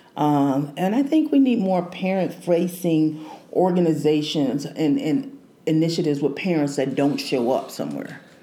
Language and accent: English; Houston, Texas, United States; moved away as an adult; now in Kansas City, United States; I'm from Houston